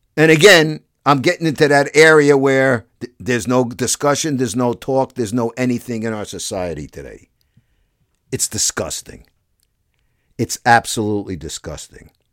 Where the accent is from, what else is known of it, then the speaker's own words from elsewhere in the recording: United States; I'm an American.